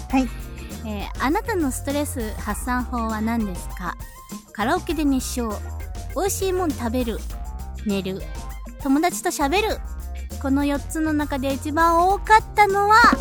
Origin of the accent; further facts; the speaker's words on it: Aichi, Japan; 愛知県出身